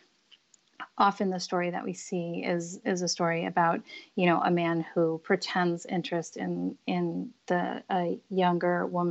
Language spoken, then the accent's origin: English; Los Angeles, California, United States; now in Brooklyn, United States; I grew up in Los Angeles.